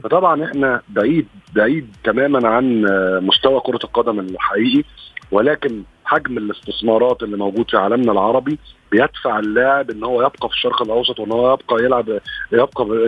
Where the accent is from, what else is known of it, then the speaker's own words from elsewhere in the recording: Egypt; عندنا في مصر